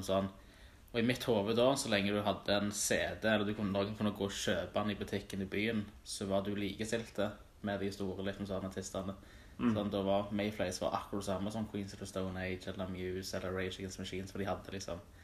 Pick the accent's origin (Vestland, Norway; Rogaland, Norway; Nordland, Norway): Rogaland, Norway; Stavanger; jeg vokste jo opp på Tasta, men da på feil side av fjellet